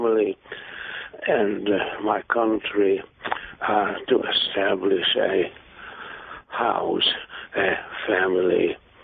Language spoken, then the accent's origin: English; Hungary; moved away as an adult; also born or lived in England; now in United States; My mother was very much of an Anglomaniac, sent me to school in England. Mm-hmm. I came back to Hungary, spent a war in Hungary